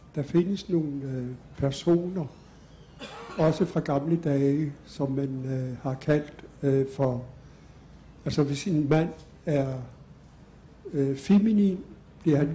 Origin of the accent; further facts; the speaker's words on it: West Greenland, Greenland; jeg kommer selv fra Vestgrønland